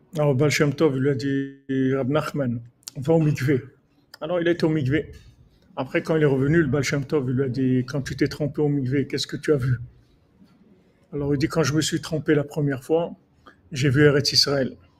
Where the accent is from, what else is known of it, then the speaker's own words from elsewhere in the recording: Morocco; je suis un Marocain